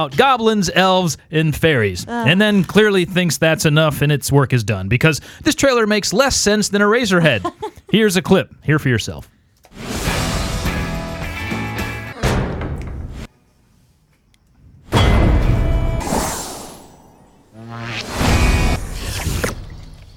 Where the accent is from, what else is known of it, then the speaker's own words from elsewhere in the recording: Ohio, United States; We're from Ohio